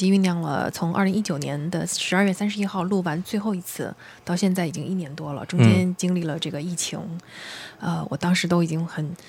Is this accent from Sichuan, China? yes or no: no; Yangzhou, Jiangsu, China; 那我是江苏扬州人，所以我就用家乡话把它念出来